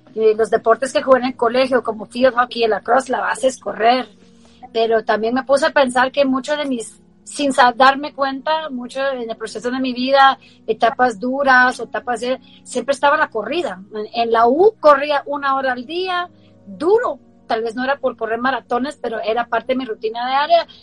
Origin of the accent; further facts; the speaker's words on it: Baltimore, Maryland, United States; moved away; also born or lived in Guatemala; yo crecí en Baltimore